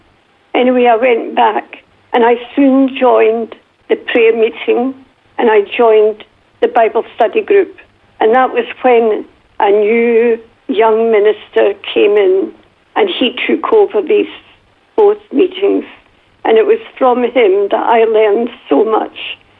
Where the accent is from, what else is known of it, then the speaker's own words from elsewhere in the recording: Glasgow, Scotland, United Kingdom; And when I went back to school in Glasgow, my accent was so bad that the other children would laugh at me.